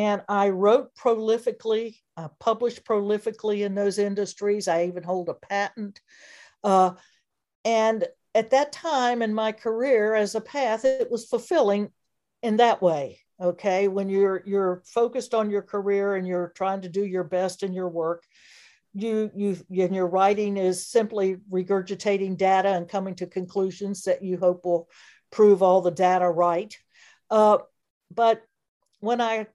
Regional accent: Elkton, Virginia, United States; I am a native Virginian. I was born and raised in the Shenandoah Valley in a little town called Elkton.

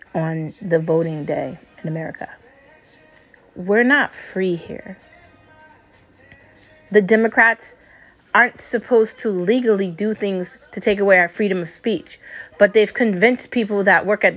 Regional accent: United States; I'm an American and I'm proud

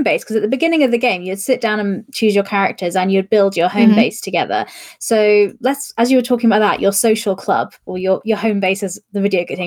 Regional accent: United Kingdom; I, as a British person

